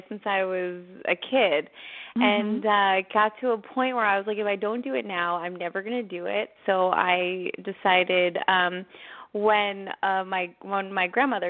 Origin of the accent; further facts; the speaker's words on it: East Brunswick, New Jersey, United States; moved away as an adult; also born or lived in Manhattan, New York; now in Los Angeles, United States; I was born in East Brunswick, New Jersey. I am the youngest of three girls, and I lived on the East Coast until I was 23. I graduated from Rutgers University in New Jersey. I moved to Manhattan, and then I came out to Los Angeles in 2006.